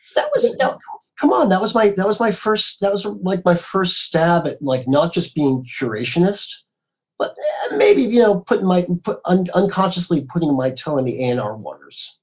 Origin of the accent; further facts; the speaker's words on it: Marblehead, Massachusetts, United States; now in Southern California, United States; growing up in the Boston area